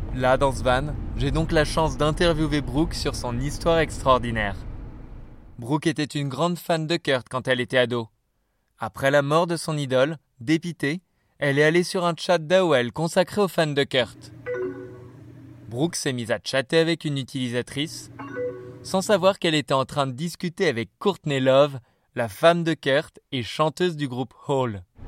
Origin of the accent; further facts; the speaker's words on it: France; je suis français